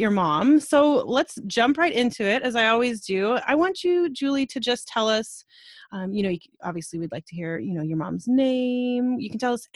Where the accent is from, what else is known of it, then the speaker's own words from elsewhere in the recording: Colorado, United States; I'm from Colorado